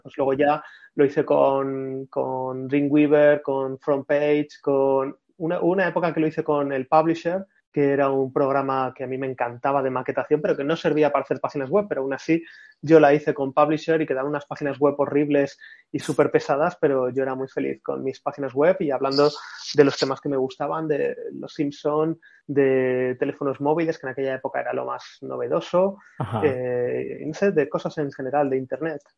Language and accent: Spanish; Madrid, Community of Madrid, Spain; familia de Córdoba, pero yo nací en Madrid